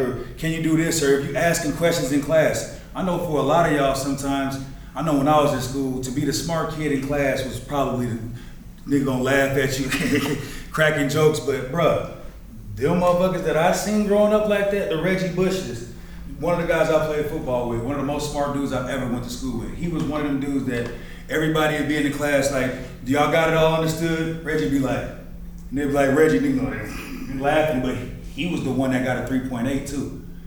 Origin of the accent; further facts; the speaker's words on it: Colorado, United States; I'm a kid from Colorado